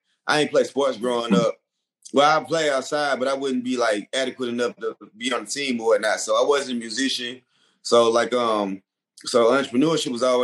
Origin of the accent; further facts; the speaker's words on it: College Park, Georgia, United States; also born or lived in Atlanta, Georgia; I'm from College Park, Georgia.